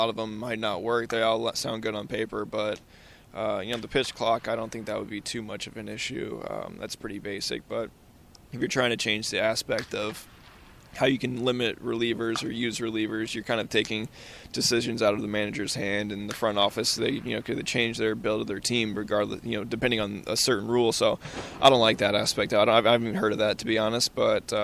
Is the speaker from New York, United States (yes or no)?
no; St. Louis, Missouri, United States; I grew up in St. Louis as well